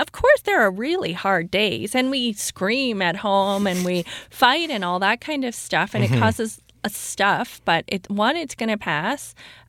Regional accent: Toronto, Ontario, Canada; moved away as an adult; now in Vancouver, Canada; I was born and raised in Toronto. I did most of my dating in Toronto.

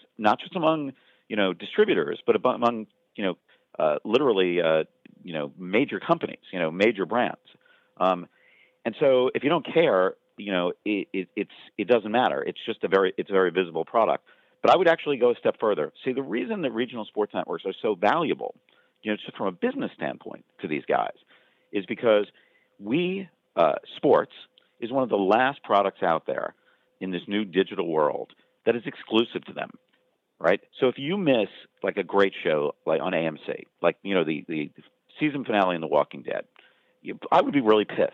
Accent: Long Island, New York, United States; when I was a kid, I grew up on Long Island

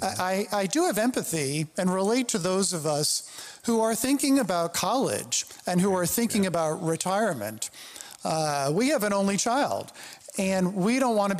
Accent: New York City, New York, United States; I grew up in the New York City area.

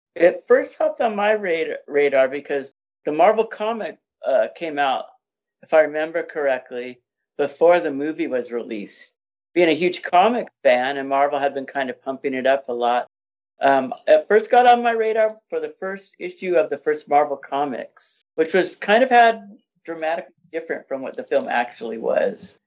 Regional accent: Inland Empire, Southern California, United States; I grew up in the Inland Empire region of, uh, Southern California

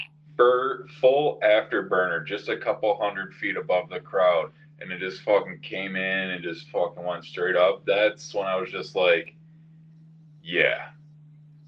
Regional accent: Fredonia, New York, United States; growing up in Fredonia was already hard enough

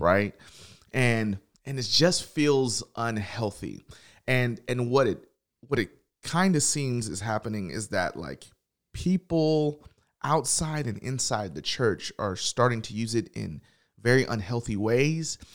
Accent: Tennessee, United States; I'm from Tennessee

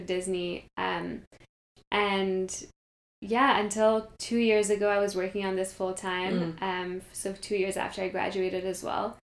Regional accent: Kenya; moved away as an adult; also born or lived in Montreal, Canada; now in Toronto, Canada; So I grew up in Kenya. I lived there until I was 17. It's still home for me.

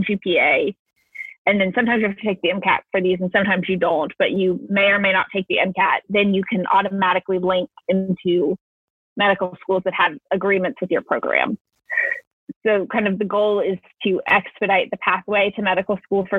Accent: Florida, United States; I am from Florida

